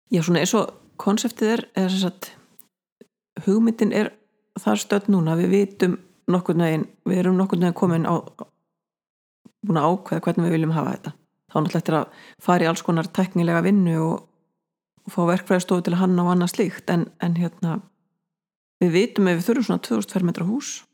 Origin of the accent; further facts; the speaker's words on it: Snæfellsnes, Western Region, Iceland; now in Borgarnes, Iceland; ég fættu uppalinn á Snæfellsnesi, minniborg, Mikloseppi